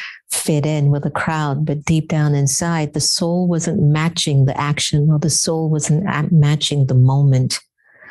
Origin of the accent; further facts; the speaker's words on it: United States; me being half Indian, half African and raised here